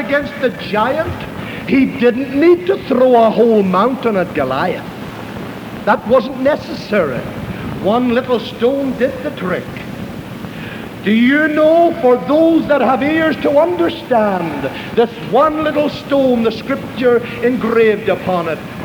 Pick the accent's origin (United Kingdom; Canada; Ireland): Ireland; moved away; I was raised in Roman Catholic Ireland